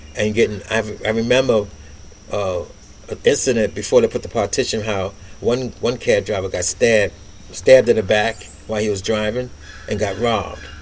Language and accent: English; New York City, New York, United States; I was born and raised in Brooklyn, Bedford